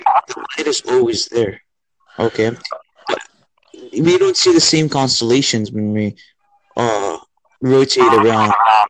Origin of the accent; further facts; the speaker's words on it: United States; I'm from the United States